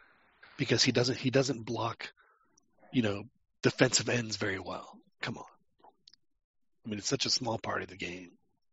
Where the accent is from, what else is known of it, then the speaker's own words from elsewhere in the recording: Texas, United States; Yeah, but I'm from Texas, man.